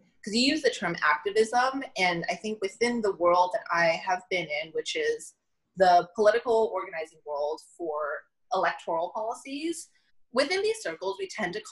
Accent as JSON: {"language": "English", "region": "Southern California", "country": "United States", "tie": "born or raised there", "said": "growing up in Southern California"}